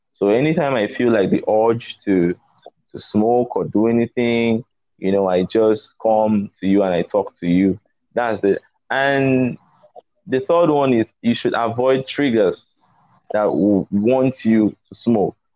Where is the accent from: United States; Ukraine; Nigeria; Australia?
Nigeria; Warri, Delta; Pardon my pidgin, because I grew up in Warri.